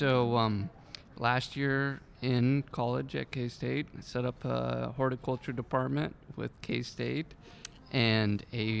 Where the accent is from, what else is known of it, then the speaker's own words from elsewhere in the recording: Kansas, United States; moved away as an adult; now in Paso Robles, United States; I grew up in Kansas, and I went to K-State.